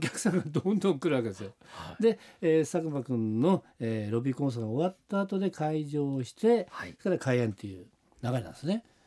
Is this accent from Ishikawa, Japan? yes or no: no; Suzaka, Nagano, Japan; moved away; 長野県は須坂市でね、はいえー、行われてるんですけども、これは、えー、私の故郷なんですね